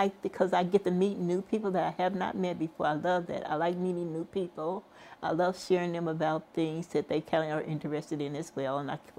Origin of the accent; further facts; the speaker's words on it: Kansas City, United States; Yes, I came from Kansas City, Missouri, in Kansas City, Kansas.